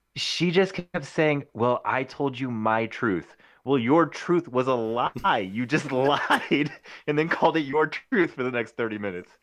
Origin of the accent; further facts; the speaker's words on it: Clovis, California, United States; I'm from Clovis, California